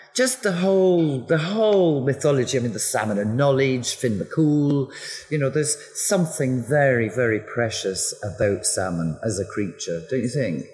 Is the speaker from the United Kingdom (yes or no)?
yes; west coast of Scotland, United Kingdom; moved away; I'm a Scot. I was born and raised on the west coast of Scotland